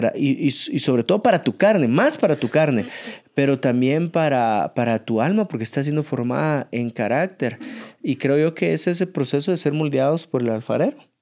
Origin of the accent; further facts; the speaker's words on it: Guatemala; somos de Guatemala y el lago más hermoso que tenemos es el lago de Atitlán